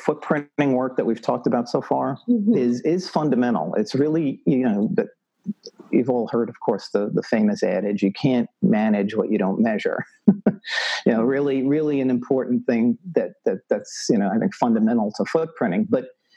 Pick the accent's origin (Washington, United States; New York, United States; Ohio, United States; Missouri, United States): New York, United States; New York City; moved away; I'm originally from New York City, so I have no farming background, zero.